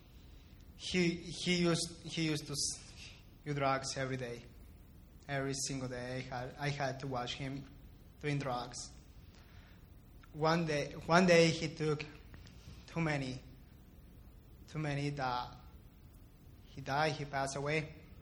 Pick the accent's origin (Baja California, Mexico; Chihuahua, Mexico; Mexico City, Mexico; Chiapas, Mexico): Chihuahua, Mexico; Ciudad Juárez; also born or lived in El Paso, Texas, United States; I was born in El Paso, but after that, my family and I moved to Juarez, and I lived there all my entire life. I grew up there